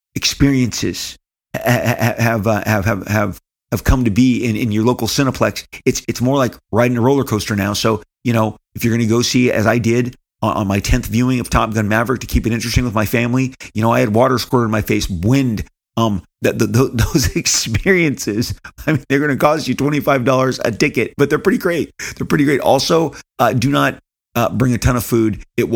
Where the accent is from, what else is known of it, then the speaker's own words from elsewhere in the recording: California, United States; but I was raised here in, born and raised in Orange County, Southern California, the only really home I've ever known.